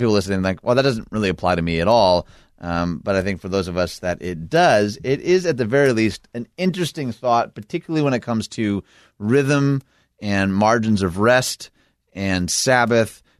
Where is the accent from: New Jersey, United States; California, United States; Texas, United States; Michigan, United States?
Michigan, United States; Detroit; my hometown of Detroit